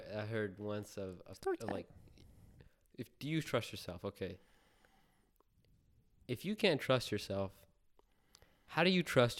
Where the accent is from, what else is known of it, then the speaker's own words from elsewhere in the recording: Punjab, India; like I'm Indian, right? I'm Punjabi, and my culture is coming from there.